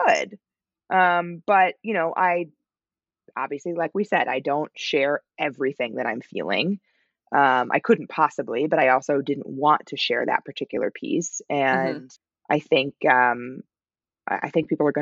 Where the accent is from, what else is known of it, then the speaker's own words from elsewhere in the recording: United States; my pronunciation as an American